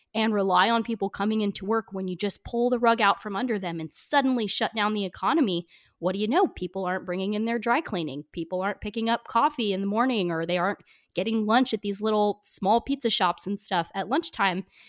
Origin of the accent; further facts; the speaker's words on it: United States; small town I grew up in outside of Portland